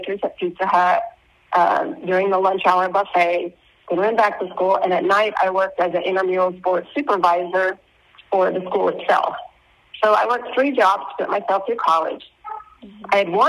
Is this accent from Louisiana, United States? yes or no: no; Oklahoma, United States; moved away as an adult; now in Brazil; I was born and raised in Oklahoma